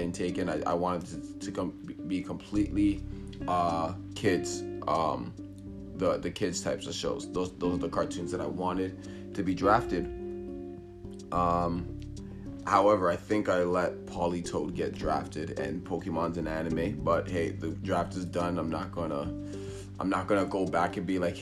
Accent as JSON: {"language": "English", "country": "Canada", "said": "I'm Canadian"}